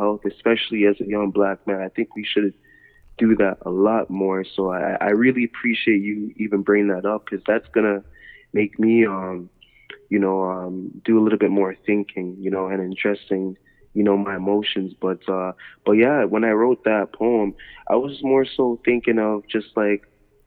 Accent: Toronto, Ontario, Canada; I was born in Toronto

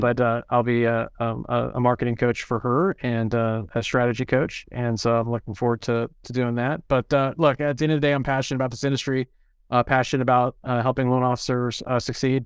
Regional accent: San Francisco Bay Area, California, United States; I'm born and raised in the San Francisco Bay Area

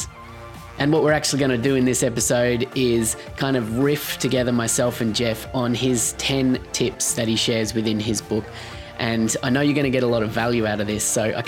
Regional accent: Australia; a fellow Australian video producer

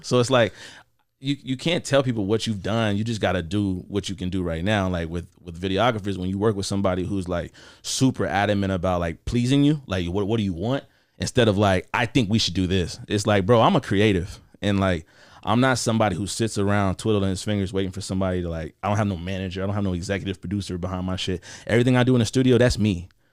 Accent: Columbia, Missouri, United States; also born or lived in Kansas City, Missouri; I was born in Kansas City, Missouri, Jackson County, and then I was, uh, raised in Columbia, Missouri.

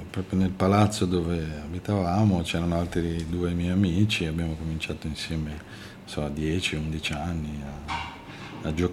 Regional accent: Lombardy, Italy; A quell'età stavo dove sono cresciuto, in provincia di Milano, a 20 km a nord di Milano.

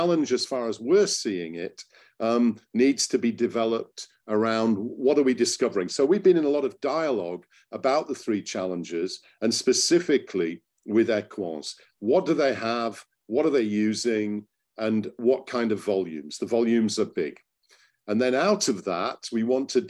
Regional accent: Hull, Yorkshire and the Humber, United Kingdom; moved away as an adult; also born or lived in Cottingham; came back to my hometown of Hull a few years ago

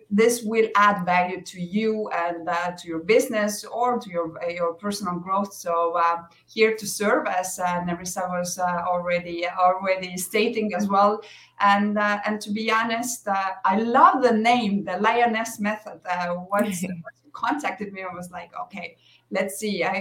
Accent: Estonia; now in Mexico; I'm originally from Estonia, uh, now living in Mexico.

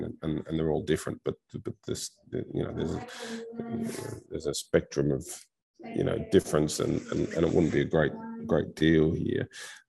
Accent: Australia; moved away; also born or lived in United States / Turkey / China / South Korea; My brothers live in the US, you know. I was born there. I grew up in Australia.

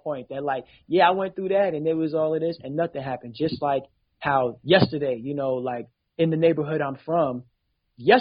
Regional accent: New York City, New York, United States; I'm from Crown Heights

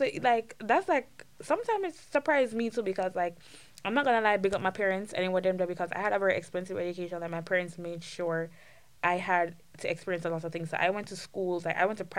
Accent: Saint Andrew Parish, Jamaica; I'm from St. Andrew, Jamaica, you know, right above Kingston.

